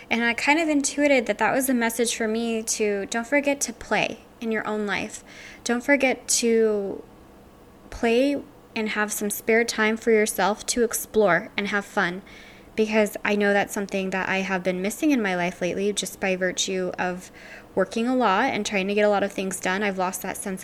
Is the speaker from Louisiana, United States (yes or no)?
yes; Louisiana, United States; I'm from Louisiana